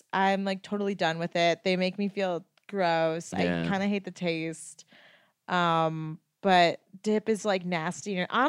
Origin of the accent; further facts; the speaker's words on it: Connecticut, United States; I'm from Connecticut